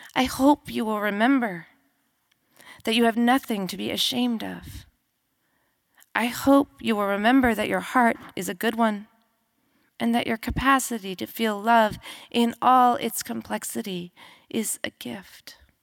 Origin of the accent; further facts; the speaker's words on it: New Mexico, United States; We grew up together in New Mexico.